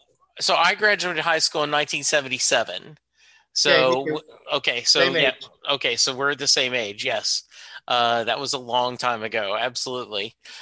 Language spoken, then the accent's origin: English; New Jersey, United States; I grew up in Jersey